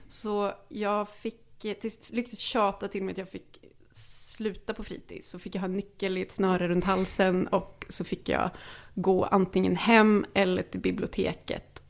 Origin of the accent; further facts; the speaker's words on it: Lidköping, Västra Götaland, Sweden; kom från Lidköping, där jag är född